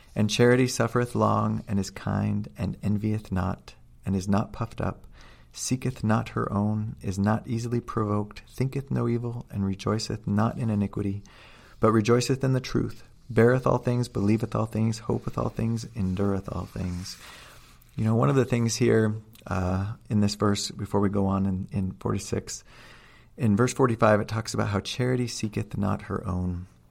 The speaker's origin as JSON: {"language": "English", "area": "outside of Seattle", "region": "Washington", "country": "United States", "tie": "born or raised there", "also_born_or_lived": "Utah", "moved": "yes", "said": "I grew up outside of Seattle"}